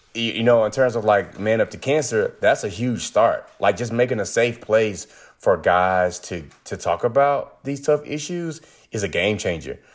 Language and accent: English; rural North Carolina, United States; I'm originally from North Carolina, rural North Carolina, where, like, I grew up around chicken houses